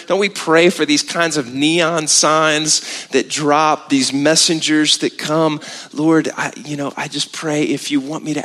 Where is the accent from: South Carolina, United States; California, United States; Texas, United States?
Texas, United States; we're from Texas